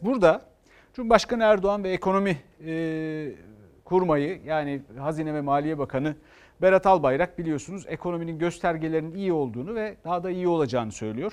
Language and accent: Turkish; Istanbul, Turkey; Ben bir İstanbullu olarak